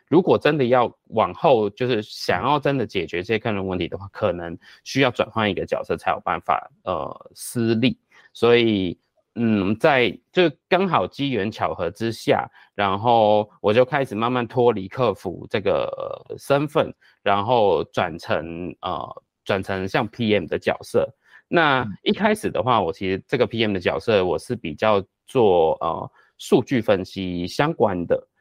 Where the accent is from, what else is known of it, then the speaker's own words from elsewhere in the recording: Hong Kong; moved away as an adult; now in Taiwan; 我是香港， 我是香港人，然后呢， 呃， 我过来台湾